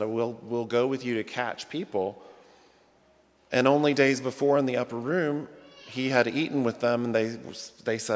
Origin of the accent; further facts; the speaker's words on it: the South, United States; moved away as an adult; now in Rockford, United States; I'm a Southerner by birth, and the first 25 years of my life or whatever, and in the South